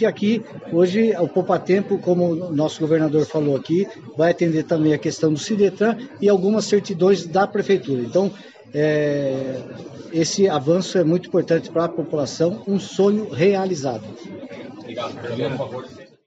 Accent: Guararema, São Paulo, Brazil; minha cidade, onde eu nasci, cidade natal, que é a cidade de Guararema.

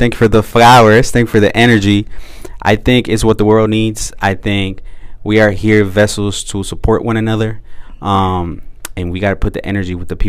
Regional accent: Oakland, California, United States; And we are straight from Deep East Oakland.

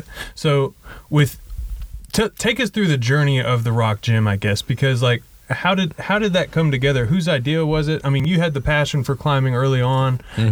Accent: Edgewood, Texas, United States; I'm from Edgewood

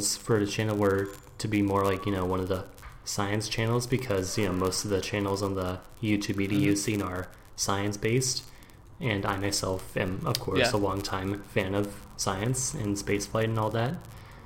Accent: Portland, Oregon, United States; moved away as an adult; also born or lived in Maryland, United States / Washington, D.C. area, United States; now in Berlin, Germany; when I was 8, you know, I grew up in, you know, from then on, I grew up in Portland, Oregon on the West Coast

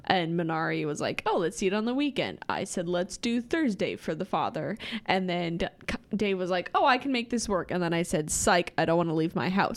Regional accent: outside of Lincoln, Nebraska, United States; I grew up outside of Lincoln and I spent a lot of my childhood playing outside

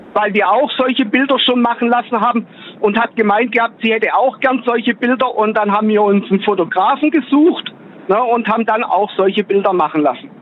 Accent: Gladbeck, North Rhine-Westphalia, Germany; Aus Nordrhein-Westfalen, aus Gladbeck.

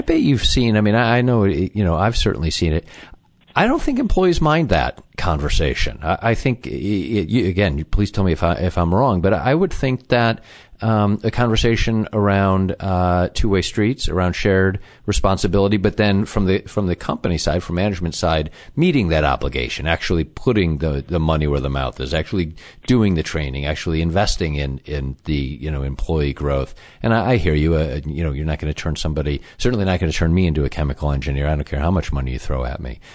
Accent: Chicago, Illinois, United States; that's my hometown as well.

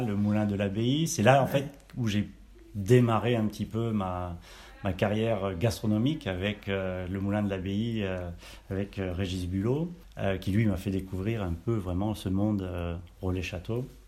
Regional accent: Auvergne-Rhône-Alpes, France; moved away; also born or lived in Brive-la-Gaillarde / Brittany; je suis né à Brive-la-Gaillarde, donc euh, la région je connais un petit peu, euh, même si j'ai pas trop grandi, j'ai plus après grandi de l'autre côté, donc en Auvergne

